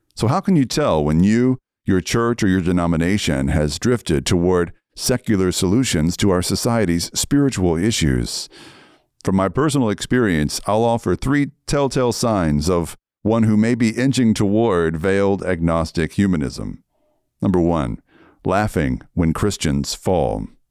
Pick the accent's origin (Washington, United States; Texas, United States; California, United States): Texas, United States; Red Lick; moved away; also born or lived in Seattle; I was raised in Red Lick, Texas